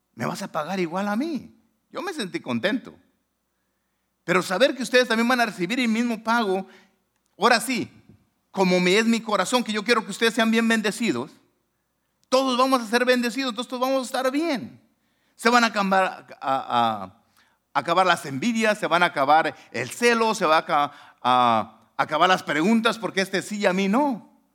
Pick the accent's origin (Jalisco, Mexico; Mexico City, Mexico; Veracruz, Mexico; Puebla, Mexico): Jalisco, Mexico; Manalisco; now in Long Beach, United States; mi pueblo se llama Manalisco